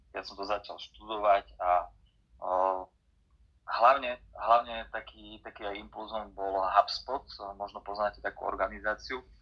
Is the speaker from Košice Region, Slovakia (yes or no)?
yes; Michalovce, Košice Region, Slovakia; moved away as an adult; also born or lived in Bratislava, Slovakia; now in Košice, Slovakia; som pôvodom z východu, som Michalovčan